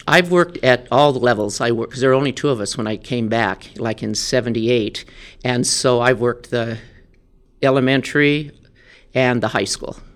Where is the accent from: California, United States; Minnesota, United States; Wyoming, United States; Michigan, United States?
Wyoming, United States; Dayton; I grew up in Dayton, Wyoming, so I'm a Tongue River Eagle.